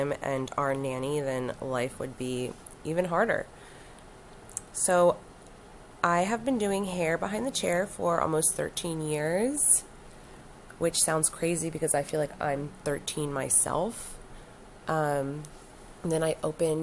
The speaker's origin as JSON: {"language": "English", "town": "Wilmington", "region": "Delaware", "country": "United States", "tie": "born or raised there", "also_born_or_lived": "Southern Florida", "said": "born and raised in Wilmington, Delaware"}